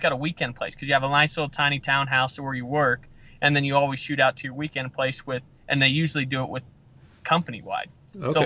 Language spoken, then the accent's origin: English; Jackson, Wyoming, United States; moved away; I actually grew up in Jackson Hole, Wyoming